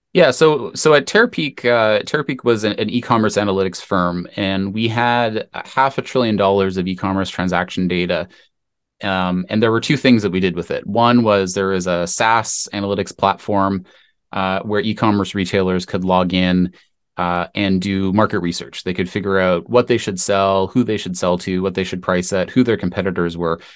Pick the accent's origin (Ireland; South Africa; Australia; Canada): Canada; I am Canadian, company was, was based in Canada